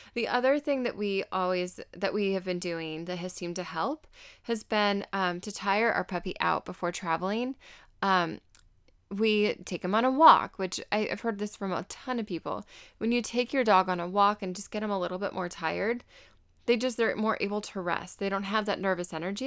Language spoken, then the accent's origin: English; Arizona, United States; I'm from Arizona, so I'm very aware of cactus